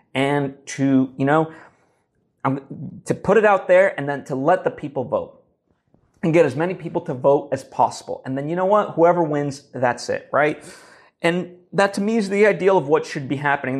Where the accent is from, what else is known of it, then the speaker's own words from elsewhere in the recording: United States; we as an American people